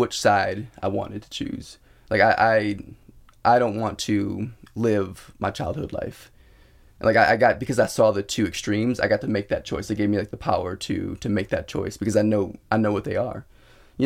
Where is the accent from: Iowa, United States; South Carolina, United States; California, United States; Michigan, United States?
Michigan, United States; Detroit; I grew up in Detroit, and my mom, it wasn't technically Section 8, but it was like government subsidized housing